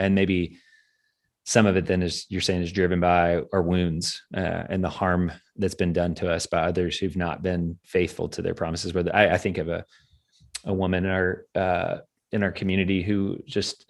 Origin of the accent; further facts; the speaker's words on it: Kentucky, United States; moved away; in my home country, in my home space of Kentucky